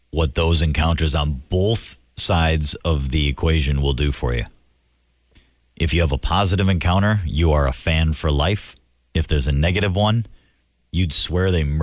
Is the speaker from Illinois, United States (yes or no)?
yes; Chicago, Illinois, United States; I grew up in Chicago, and my brother worked at Midway Airport where the private